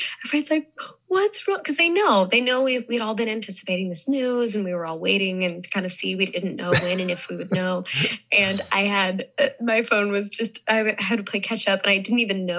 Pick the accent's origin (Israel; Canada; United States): United States; Southern US; born there; accent: Southern; because I was born in the South. And so when I first learned to talk, I had a Southern accent.